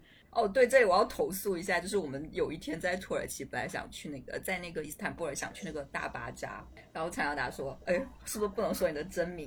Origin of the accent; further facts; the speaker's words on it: Hainan, China; accent: Hainan accent; 我是一个海南人，就是我这个可能是海南腔吧